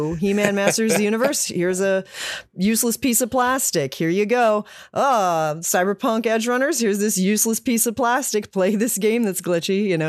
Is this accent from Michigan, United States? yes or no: no; West Virginia, United States; I'm from West Virginia